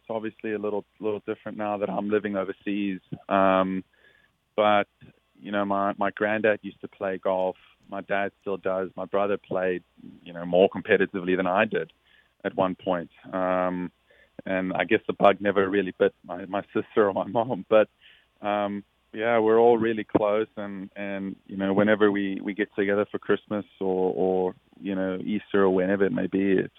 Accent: South Africa; someone I looked up to a lot, especially being South African.

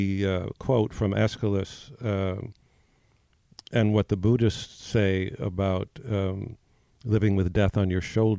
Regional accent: New York, United States; I come from New York. I go to the theater 4 times a week most of the time.

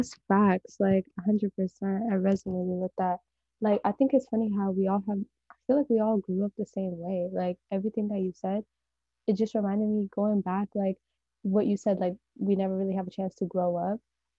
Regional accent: California, United States; I'm like from the Bay Area, and it's really like diverse, but by diverse there's like barely any white people.

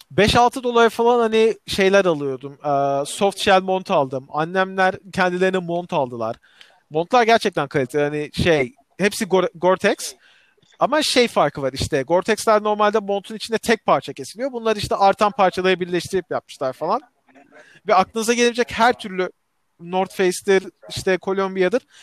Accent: Turkey; biz Türkler olarak

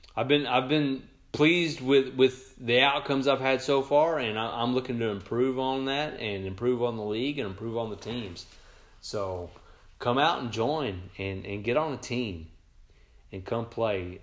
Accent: Sikeston, Missouri, United States; Sykeston, my hometown

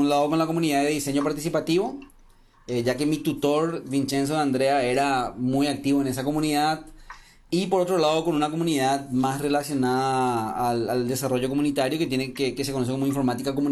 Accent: Paraguay; moved away as an adult; also born or lived in Trento, Italy; originalmente soy ingeniero informático de Paraguay. Por esas cosas de la vida me fui a hacer una pasantía en Trento

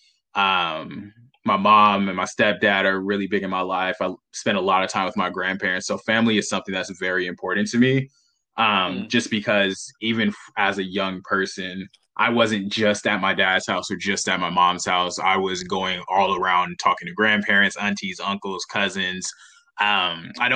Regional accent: Los Angeles, California, United States; I grew up in Los Angeles, California.

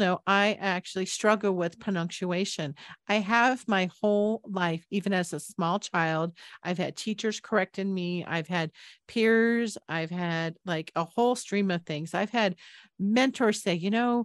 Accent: San Jose, California, United States; moved away as an adult; also born or lived in Boulder, Colorado; I moved back from Boulder back to my hometown in San Jose, California

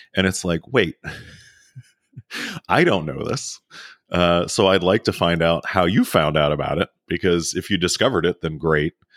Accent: Maryland near Baltimore, United States; now in Texas, United States; I grew up in Maryland near Baltimore

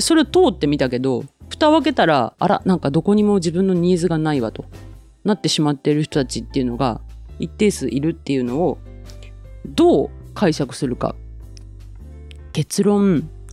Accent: Kyushu, Japan; 私も言っても九州で生まれ育って九州にいます

